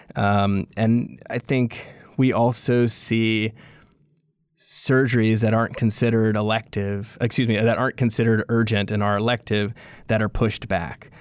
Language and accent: English; Louisiana, United States; I'm from Louisiana, I'm from here, I was born and raised in this state